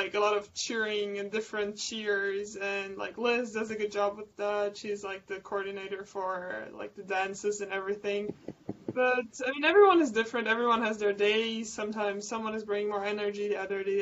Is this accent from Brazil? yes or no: yes; Brazil; moved away as an adult; also born or lived in Germany; now in United States; I was born in Germany and I moved to Brazil when I was 11